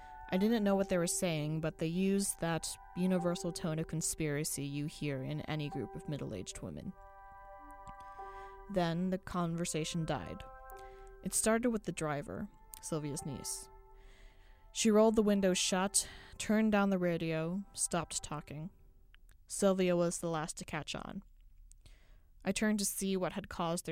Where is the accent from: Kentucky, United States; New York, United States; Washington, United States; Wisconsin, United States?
Kentucky, United States; we're from Kentucky